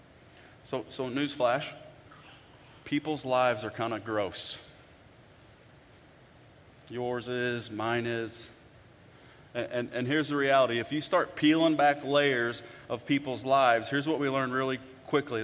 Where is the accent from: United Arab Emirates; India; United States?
United States; Bonne Terre, Missouri; I'm from Bon Terre, Missouri